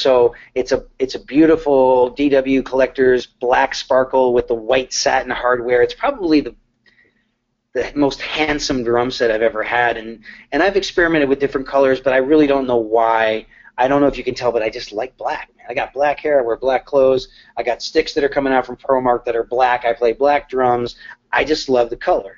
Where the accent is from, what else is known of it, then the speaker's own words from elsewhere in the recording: Connecticut, United States; now in Nashville, United States; I'm from Connecticut. I never thought that I would move to Nashville